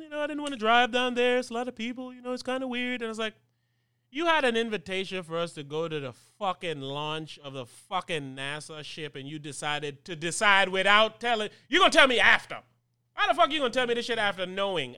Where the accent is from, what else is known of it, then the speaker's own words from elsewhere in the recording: U.S. Virgin Islands; moved away; Growing up on Rock City, St. Thomas